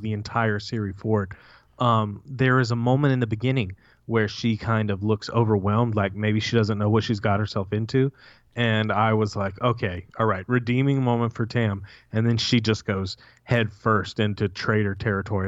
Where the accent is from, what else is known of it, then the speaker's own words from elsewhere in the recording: United States; As an American